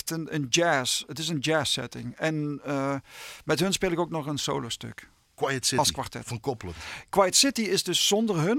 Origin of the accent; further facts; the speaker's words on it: Limburg, Netherlands; accent: Limburgish; Maar mijn vrouw die heeft me laatst beticht dat mijn accent aan het veranderen was.